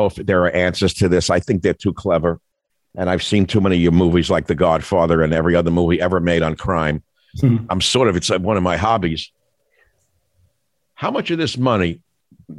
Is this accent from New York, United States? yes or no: yes; New York, United States; moved away; I grew up in New York